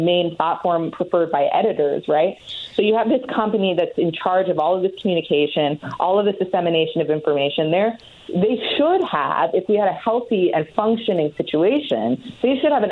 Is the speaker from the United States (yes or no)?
no; Canada; I'm Canadian